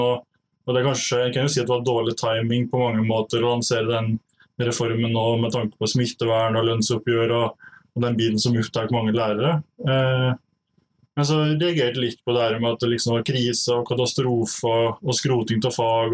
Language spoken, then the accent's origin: Norwegian; Lom, Innlandet, Norway; now in Otta, Norway; jeg er fra Lom i Gudbrandsdalen. Eh, bor nå på Otta